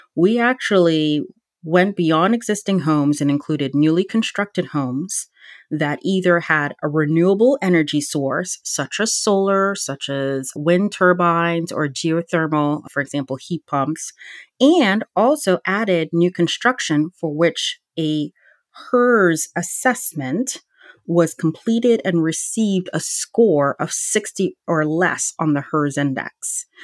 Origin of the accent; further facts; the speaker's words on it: Virginia, United States; my home state of Virginia